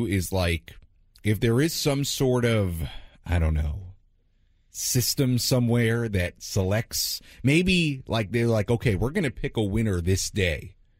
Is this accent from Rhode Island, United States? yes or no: no; New York, United States; now in California, United States; growing up in New York